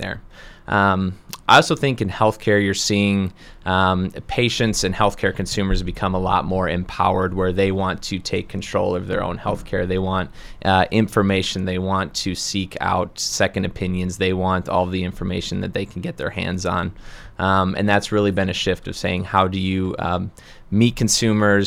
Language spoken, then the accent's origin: English; Redfield, South Dakota, United States; moved away as an adult; also born or lived in Minneapolis, Minnesota; now in Brookings, United States; I hail from Redfield, South Dakota originally